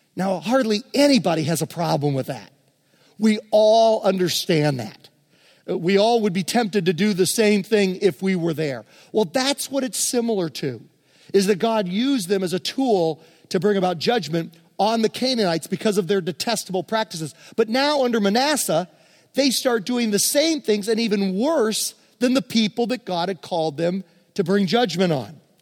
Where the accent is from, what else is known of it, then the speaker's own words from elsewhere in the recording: Virginia, United States; we grew up in Virginia